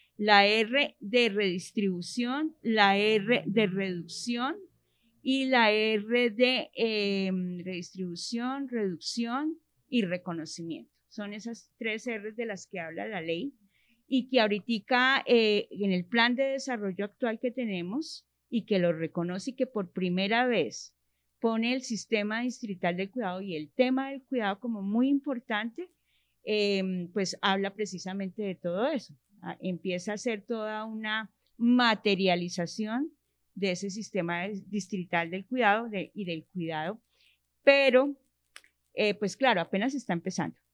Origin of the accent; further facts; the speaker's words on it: Bogotá, Colombia; also born or lived in Usaquén, Bogotá; Nací en Bogotá, soy rola de pura cepa, como se dice. Eh, crecí en el barrio Minuto de Dios